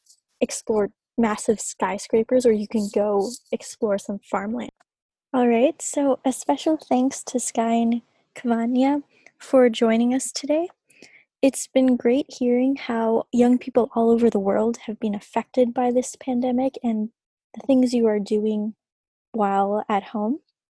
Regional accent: Mississauga, Ontario, Canada; I was born and raised in Mississauga, which is right beside Toronto, Ontario.

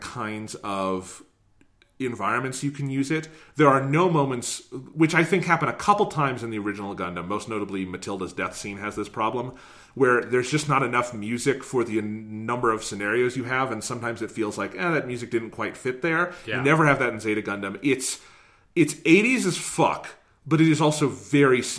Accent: United States; As an American viewer

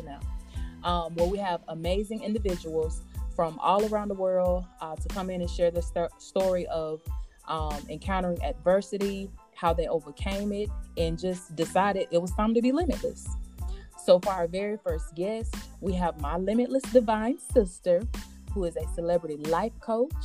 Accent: Blakely, Georgia, United States; we're both from Blakely, Georgia. So shout out to Early County. And we went to school together

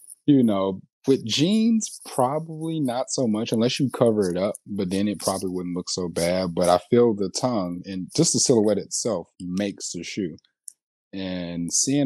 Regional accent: Indianapolis, Indiana, United States; also born or lived in Gary, Indiana / Atlanta; we moved to Indianapolis when I was about 9, 10. So for the most part, I'm from here

